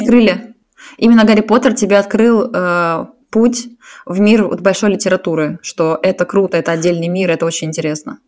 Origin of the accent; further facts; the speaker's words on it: Saint Petersburg, Russia; now in Zurich, Switzerland; я из Питера, сейчас живу в Цюрихе